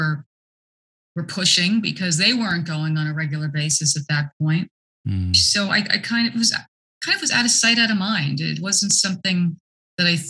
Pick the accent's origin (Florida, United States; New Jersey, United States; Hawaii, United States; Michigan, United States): New Jersey, United States; Newark; I grew up here in New Jersey. And born in Newark